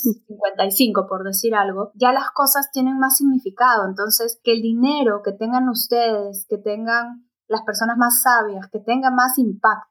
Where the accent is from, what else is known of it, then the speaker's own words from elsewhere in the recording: Peru; Yo soy peruana